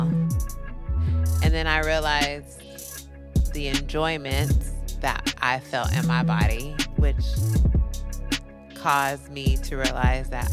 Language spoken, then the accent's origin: English; California, United States; born and raised in Cali